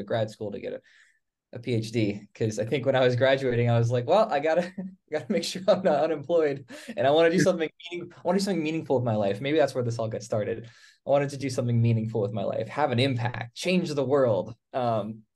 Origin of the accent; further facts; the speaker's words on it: Northern Virginia, United States; I came from Northern Virginia.